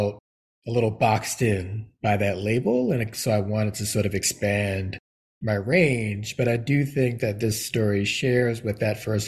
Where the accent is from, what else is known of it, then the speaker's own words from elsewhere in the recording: New York City, New York, United States; I was raised in Brooklyn in the Bronx